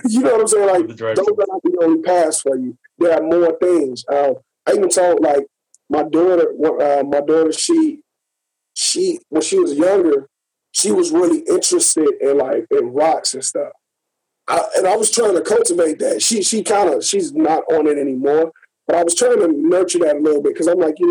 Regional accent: Gary, Indiana, United States; moved away; also born or lived in San Diego / San Jose; coming up, like I said, from Gary, Indiana

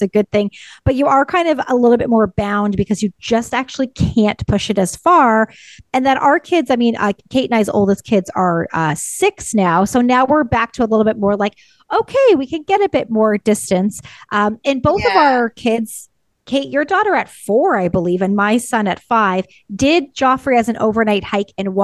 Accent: Ontario, Canada; moved away as an adult; I'm from Ontario as well

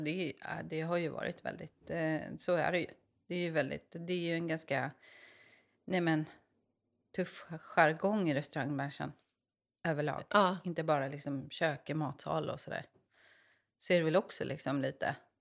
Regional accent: Stockholm, Stockholm County, Sweden; moved away as an adult; now in Mariefred, Sweden; jag är från eh, Stockholm

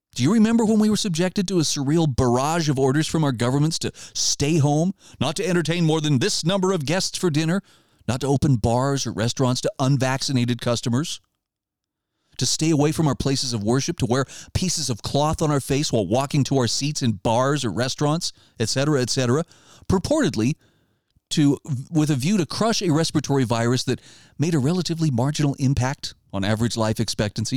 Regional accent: Idaho, United States; my home state of Idaho

